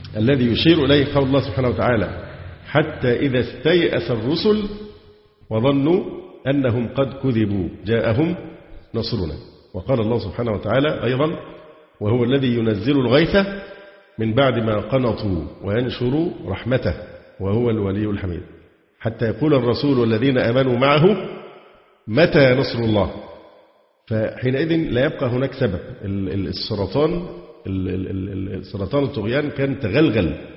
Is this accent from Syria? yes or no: no; Egypt; عندنا في مصر